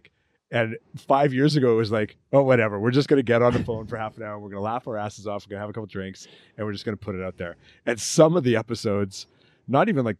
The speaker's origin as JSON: {"language": "English", "town": "Thompson", "region": "Manitoba", "country": "Canada", "tie": "born or raised there", "moved": "yes", "said": "that's my hometown, man. That's where I grew up"}